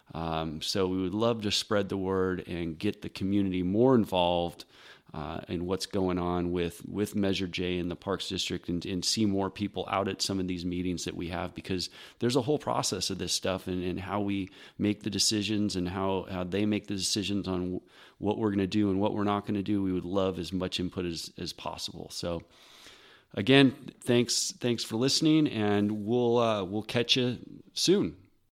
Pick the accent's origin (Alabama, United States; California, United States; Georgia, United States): California, United States; Fair Oaks; born and raised in Fair Oaks, I'm forty-seven years old, and, you know, spent my entire adult life here